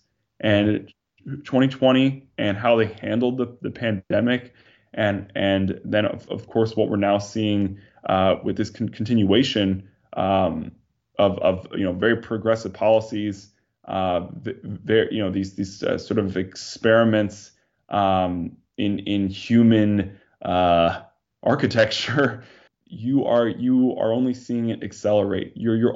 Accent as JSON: {"language": "English", "region": "New York", "country": "United States", "tie": "born or raised there", "said": "I mean, I can remember growing up in New York, people were leaving New York way before, 2020, right?"}